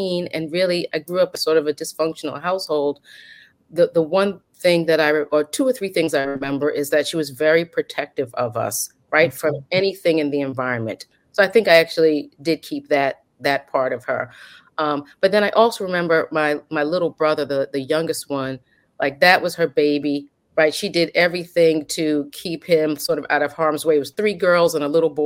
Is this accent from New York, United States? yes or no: yes; New York City, New York, United States; I'm born and bred in the Bronx, New York